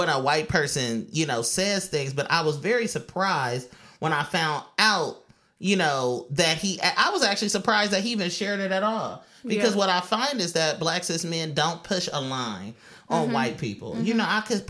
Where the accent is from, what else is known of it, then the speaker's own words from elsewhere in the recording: Oakland, California, United States; moved away as an adult; now in New York, United States; I'm from California again. You know, I'm from East Oakland.